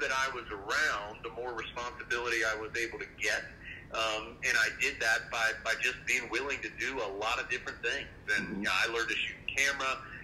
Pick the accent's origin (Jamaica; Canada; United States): United States; Sanford, North Carolina; born there; I was born in Sanford, North Carolina, which is just, it's about 35 minutes or so from Chapel Hill.